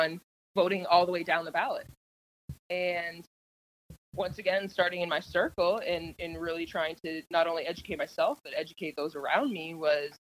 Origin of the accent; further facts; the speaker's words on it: Canada; now in Indiana, United States; I'm Canadian. Yes, I was born in Canada, but I live here in the U.S.